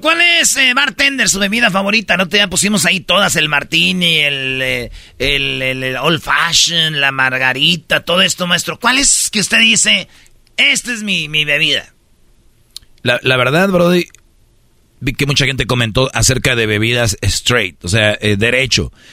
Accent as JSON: {"language": "Spanish", "town": "Monterrey", "region": "Nuevo León", "country": "Mexico"}